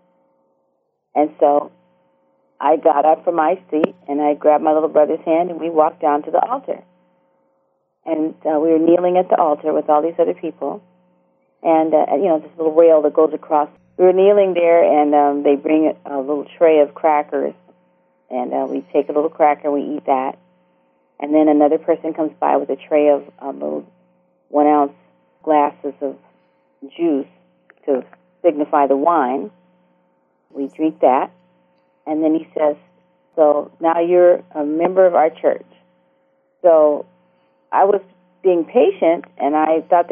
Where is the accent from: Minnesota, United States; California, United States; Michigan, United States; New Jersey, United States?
California, United States; Los Angeles; I grew up in Los Angeles, California, mid-city L.A.